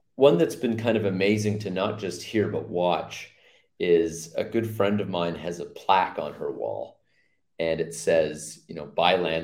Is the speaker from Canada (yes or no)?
yes; Mississauga, Ontario, Canada; moved away as an adult; also born or lived in Oakville, Canada / Hamilton, Canada; now in Antigua and Barbuda; I grew up in Mississauga, lived in Oakville for 10 years